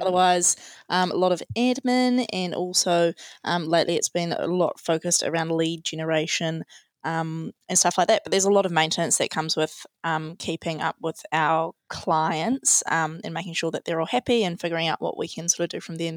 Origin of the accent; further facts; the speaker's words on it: Tauranga, Bay of Plenty, New Zealand; also born or lived in Otago; we're both from Tauranga, we both grew up here